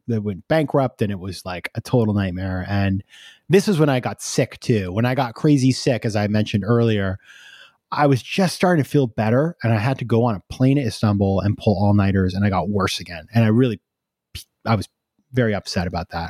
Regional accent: New York, United States; I'm a New Yorker, right? We're all insane over here.

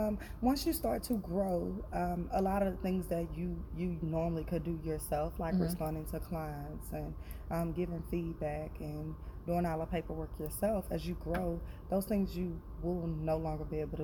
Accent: Dallas, Texas, United States; I am born and raised in Dallas, Texas.

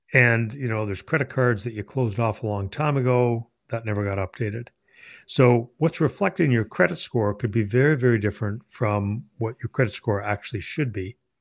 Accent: Canada; moved away as an adult; now in Ohio, United States; my native Canada. Uh, since moved to Ohio

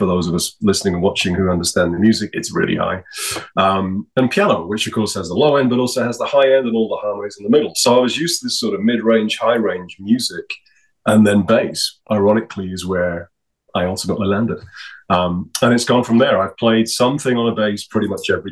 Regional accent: York, Yorkshire and the Humber, United Kingdom; now in Calgary, Canada; I was born in York, UK, North Yorkshire, sort of northeast of the island.

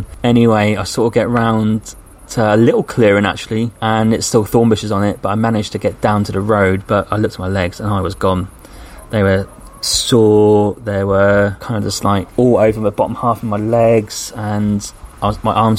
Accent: England, United Kingdom; I'm English

